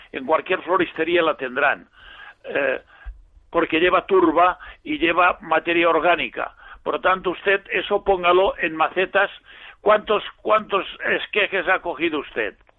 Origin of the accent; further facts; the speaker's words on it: Villarreal, Valencian Community, Spain; Yo soy de Villarreal.